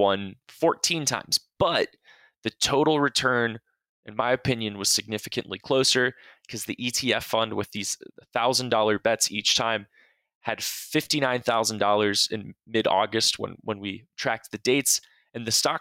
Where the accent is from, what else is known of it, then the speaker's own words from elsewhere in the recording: Cincinnati, Ohio, United States; my hometown of Cincinnati, Ohio